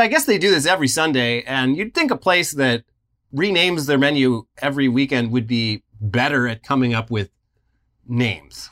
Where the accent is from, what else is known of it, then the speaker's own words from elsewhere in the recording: West Coast, United States; I was born on the West Coast.